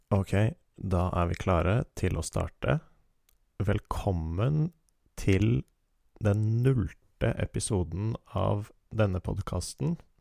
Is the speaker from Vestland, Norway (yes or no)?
no; Oslo, Norway; Jeg er født og oppvokst i Oslo